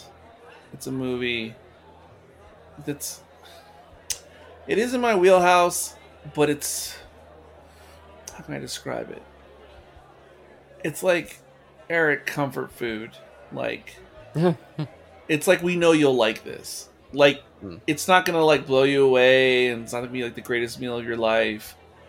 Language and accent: English; United States; in my DNA I'm American